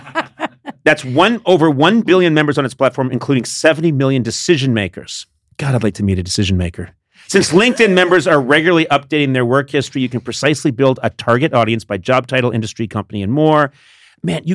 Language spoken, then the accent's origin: English; Boston, Massachusetts, United States; I grew up in Boston, Massachusetts